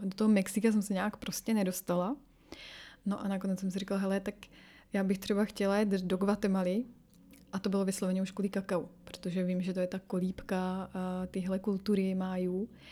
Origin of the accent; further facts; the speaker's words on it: Czechia; moved away as an adult; also born or lived in Latin America; now in France; ale tady prostě ty kořeny tady jsou. Proto taky třeba mluvím s naším dítětem česky.